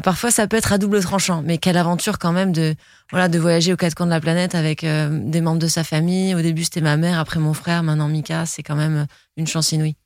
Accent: Nice, Provence-Alpes-Côte d'Azur, France; grandir à Nice, c'est, c'est, c'est une chance. Euh, c'est une grande fierté aussi, parce que je suis très fière d'être niçoise

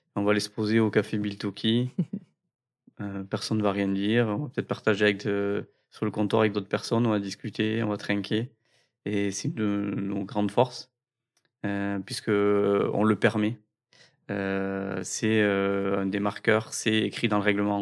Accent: Cambo-les-Bains, Nouvelle-Aquitaine, France; On vient de Cambourg-les-Bains

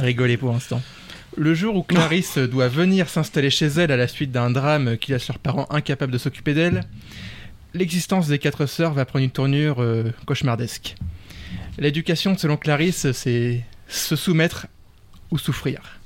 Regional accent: France; en tant que Français de la métropole

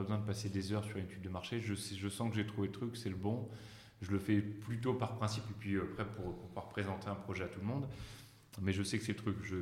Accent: Ch'ti, Hauts-de-France, France; also born or lived in Paris; je suis un vrai ch'ti d'origine

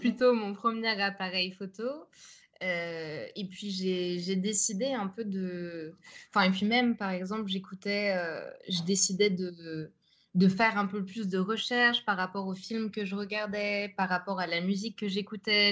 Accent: Nogent-sur-Marne, Île-de-France, France; moved away as an adult; now in Amsterdam, Netherlands; j'ai grandi en banlieue parisienne, à Nogent-sur-Marne

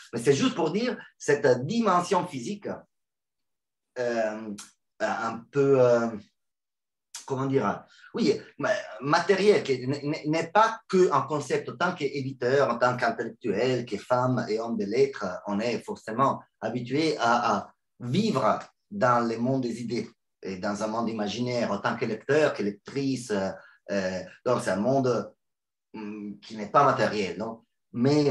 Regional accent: Milan, Lombardy, Italy; French is a second language; now in Rome, Italy; je ne suis pas romain, mais je suis des Milan.

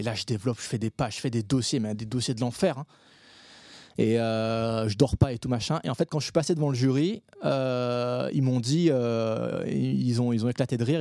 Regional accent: Réunion; moved away as an adult; also born or lived in Paris; je suis un réunionnais

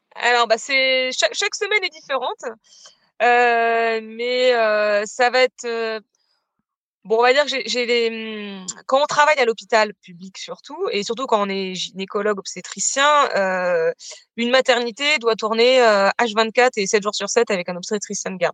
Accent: Bayeux, Normandy, France; moved away as an adult; also born or lived in Caen; now in Mende, France; je suis originaire de Normandie, j'ai j'ai passé toute mon enfance jusqu'à mes 18 ans à Bayeux, donc c'est une ville, euh, une ville dans le Calvados.

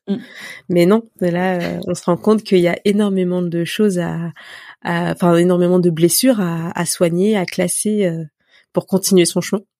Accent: Élancourt, Île-de-France, France; j'ai grandi dans les Yvelines, à Elancourt très précisément.

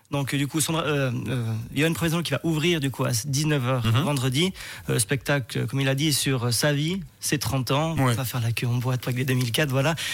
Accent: Switzerland

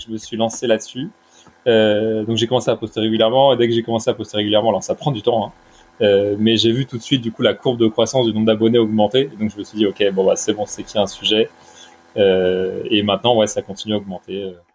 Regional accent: Brittany, France; now in Bordeaux, France; je suis breton d'origine

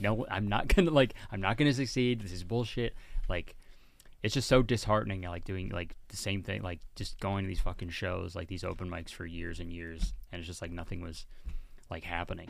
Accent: Whitby, Ontario, Canada; also born or lived in Hamilton, Ontario / Toronto, Ontario; I grew up in Whitby, Ontario

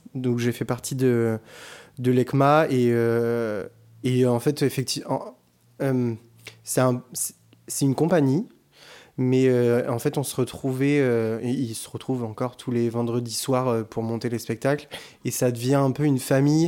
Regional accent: Bordeaux, Nouvelle-Aquitaine, France; je suis bordelais

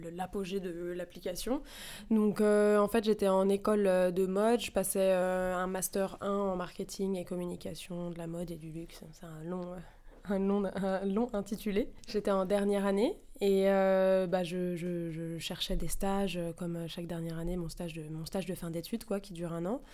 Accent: Paris, Île-de-France, France; J'ai 27 ans, j'ai grandi à Paris

